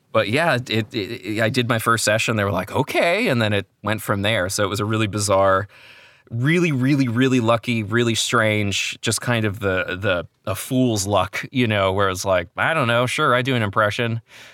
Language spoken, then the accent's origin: English; New Jersey, United States